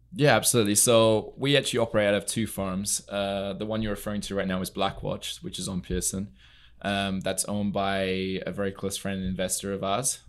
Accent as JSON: {"language": "English", "area": "near Newmarket", "region": "East of England", "country": "United Kingdom", "tie": "born or raised there", "also_born_or_lived": "Germany / Mexico / California", "moved": "as an adult", "lives_now": "Palm Beach, United States", "said": "I'm originally from England. I grew up in the U K. I was there for the first twenty years of my life."}